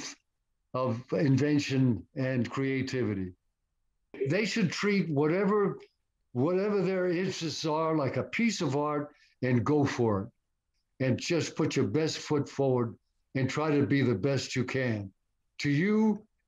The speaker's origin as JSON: {"language": "English", "town": "Stamford", "region": "Connecticut", "country": "United States", "tie": "born or raised there", "moved": "yes", "said": "the name of the street that was named after me in Stamford, Connecticut, my hometown"}